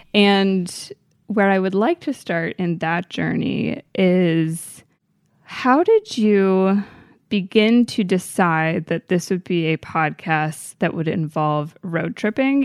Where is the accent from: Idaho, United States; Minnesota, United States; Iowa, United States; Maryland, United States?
Maryland, United States; growing up in Maryland